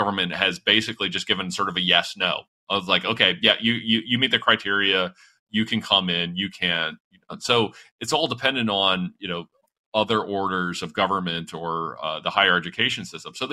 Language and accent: English; London, Ontario, Canada; The neighborhood I grew up in London, Ontario